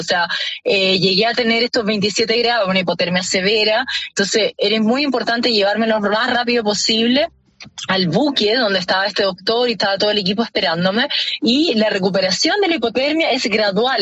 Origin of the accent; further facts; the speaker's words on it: Chile; como chilena poder representar a mi país